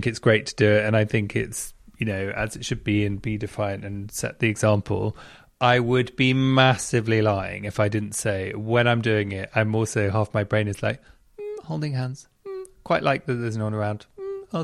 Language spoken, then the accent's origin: English; London, United Kingdom; Southwest London. It's where I grew up around there